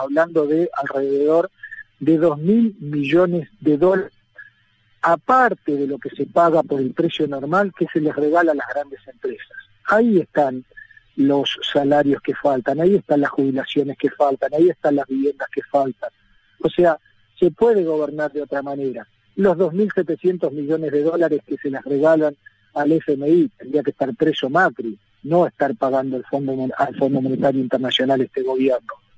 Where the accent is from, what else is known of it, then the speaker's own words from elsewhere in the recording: Neuquén, Argentina; yo soy neuquino